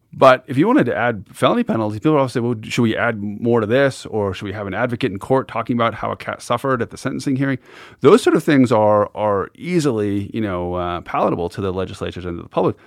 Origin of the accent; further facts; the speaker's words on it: Montana, United States; moved away; as a boy growing up in Montana